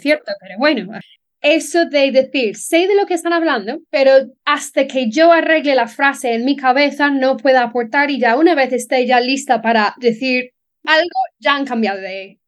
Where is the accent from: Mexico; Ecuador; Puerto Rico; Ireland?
Ireland; Dublin, Leinster; Spanish is a second language; moved away as an adult; also born or lived in Alcázar de San Juan, Spain; now in Spain; soy de Dublín, de Lama, tengo 35 años y mm, me mudé a España con 20 años